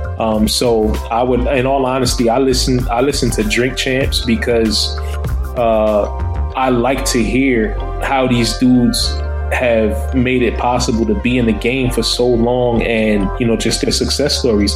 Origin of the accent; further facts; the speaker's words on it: Newark, New Jersey, United States; I'm from Newark.